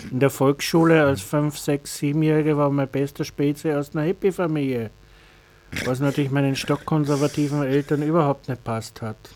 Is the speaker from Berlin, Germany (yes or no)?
no; Bavaria, Germany; Ich habe den Vorteil gehabt, ich bin evangelisch, ich bin in, in Bayern aufgewachsen, da gibt es Neudettelsau mit einem der größten Behinderteneinrichtungen der Diakonie.